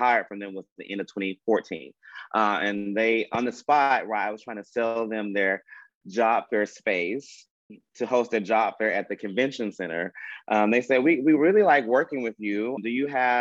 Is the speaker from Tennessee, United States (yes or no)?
yes; Memphis, Tennessee, United States; I've born and raised in Memphis my entire life.